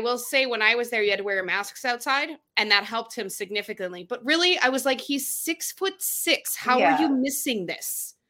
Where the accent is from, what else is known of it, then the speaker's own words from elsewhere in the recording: Chicago, Illinois, United States; I am from Chicago. I grew up in the 90s with the Bulls.